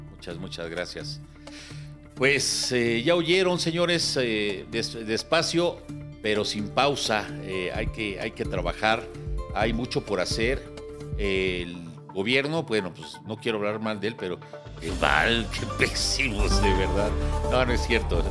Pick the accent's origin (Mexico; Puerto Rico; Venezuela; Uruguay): Mexico; soy mexicano y me duele mi cartera y me duele mi México